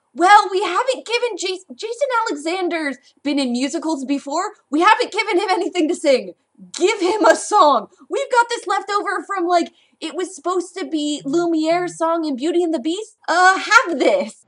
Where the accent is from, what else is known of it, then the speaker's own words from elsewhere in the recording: Southern California, United States; growing up in Southern California